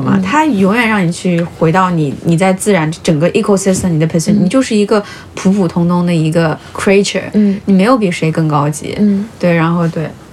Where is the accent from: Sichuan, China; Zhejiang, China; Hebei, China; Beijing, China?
Sichuan, China; moved away; also born or lived in Paris / Sweden; 我小时候在跟爷爷奶奶长大，爷爷奶奶是就是 嗯，就四川特别老那辈就不愿意离开农村那种